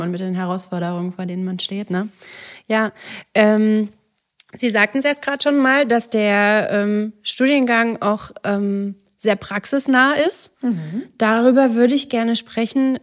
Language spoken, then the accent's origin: German; near Kamenz, Saxony, Germany; Aus der Nähe von Carmens